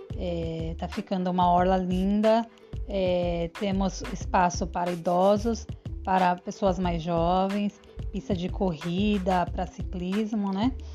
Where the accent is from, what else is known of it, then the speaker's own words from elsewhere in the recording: São Paulo, Brazil; moved away as an adult; now in Aracaju, Brazil; Sou paulista, viemos passear aqui nessa cidade em 2010, nos apaixonamos. Em 2013, já voltamos para morar.